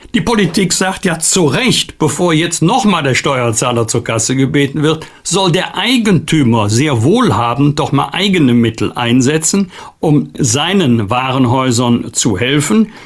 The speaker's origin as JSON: {"language": "German", "country": "Germany", "said": "wir als Deutsche und Europäer"}